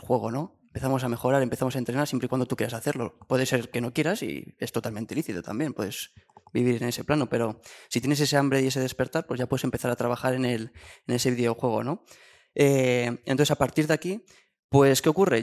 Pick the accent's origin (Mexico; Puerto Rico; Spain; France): Spain; Guadalajara, Castilla-La Mancha; mi pueblo de, Guadalajara